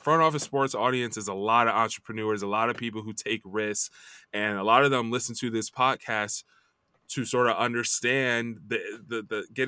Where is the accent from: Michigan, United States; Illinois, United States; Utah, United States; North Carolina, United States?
Illinois, United States; Chicago; also born or lived in Champaign, Illinois; So I grew up in Chicago area